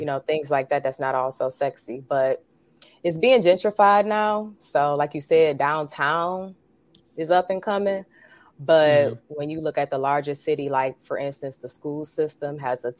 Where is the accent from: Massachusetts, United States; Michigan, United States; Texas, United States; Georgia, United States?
Michigan, United States; Detroit; I was born and raised in Detroit, Michigan.